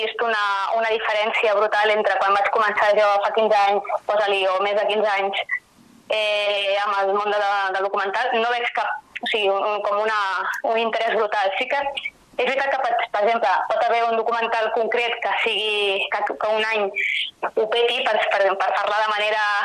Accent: Sabadell, Catalonia, Spain; jo vaig néixer allà i tota la meva família és allà

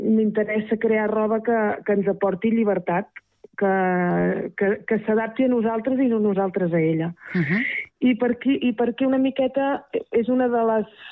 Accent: Terrassa, Catalonia, Spain; now in Rellinars, Spain; sóc de Terrassa de tota la vida

